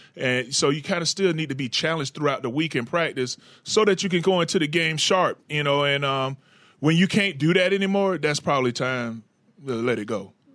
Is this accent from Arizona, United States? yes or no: no; Florida, United States; in Jacksonville in my home state